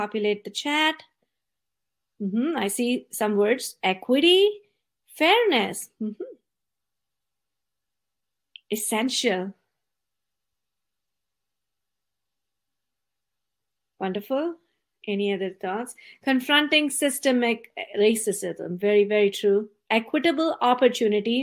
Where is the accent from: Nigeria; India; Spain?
India; now in San Jose, United States; I was born and brought up in India